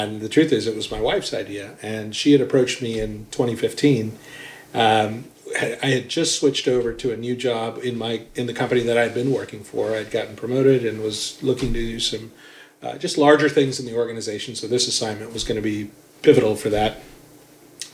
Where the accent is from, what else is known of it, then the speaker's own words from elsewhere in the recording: Atlanta, Georgia, United States; also born or lived in upstate New York; we just grew up in upstate New York and then came down to Atlanta when I was 10, and have been in Atlanta ever since.